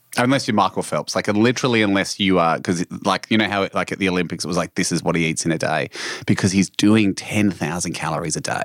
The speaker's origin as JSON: {"language": "English", "country": "Australia", "said": "this is, of course, my home country"}